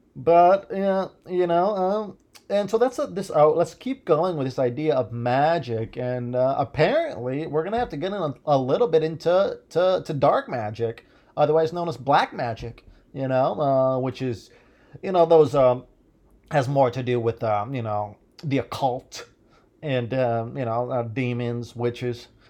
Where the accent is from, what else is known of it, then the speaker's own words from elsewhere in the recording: Midwest, United States; I was born in the Midwest